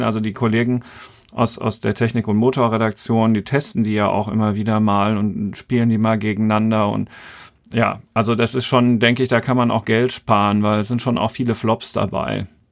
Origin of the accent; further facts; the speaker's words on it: Germany; Bei uns in Deutschland